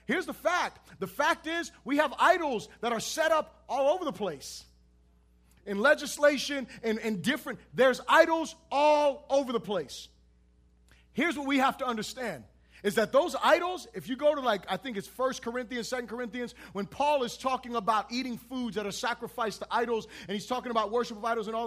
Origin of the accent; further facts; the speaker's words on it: United States; I'm an American